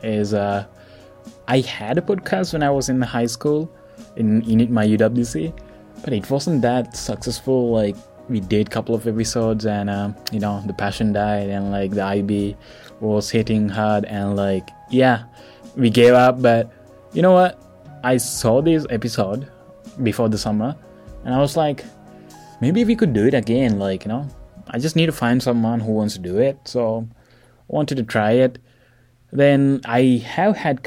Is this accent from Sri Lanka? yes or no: yes; Sri Lanka; moved away; I'm from Sri Lanka.